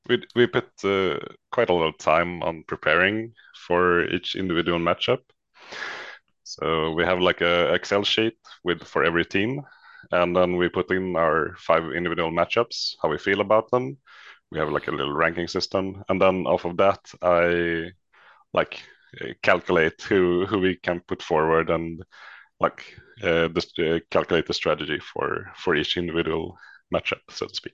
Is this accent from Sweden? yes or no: yes; Västerås, Västmanland, Sweden; originally from Västerås in the middle of Sweden